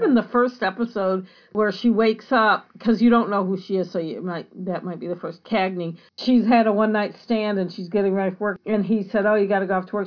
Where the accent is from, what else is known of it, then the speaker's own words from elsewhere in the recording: United States; as an American